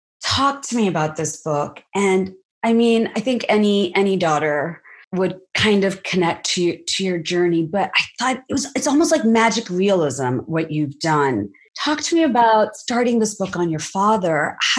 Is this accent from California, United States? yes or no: yes; California, United States; the fact that I'm Latina means I'm not qualified to write about Miller. Never mind that I grew up in Southern California at the same time he did